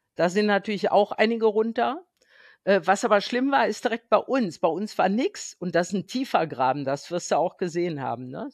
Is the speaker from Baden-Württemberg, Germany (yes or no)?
no; Bonn, North Rhine-Westphalia, Germany; ich bin ja hier aus dem Rheinland, ich wohne in Bonn